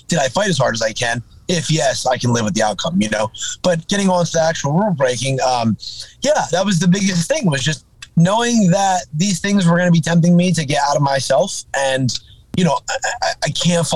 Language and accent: English; New Jersey, United States; I'm from New Jersey.